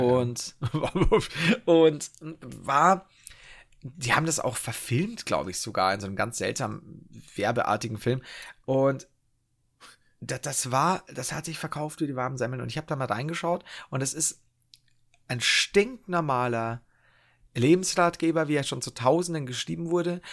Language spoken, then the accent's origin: German; Bavaria, Germany; ich komme aus Bayern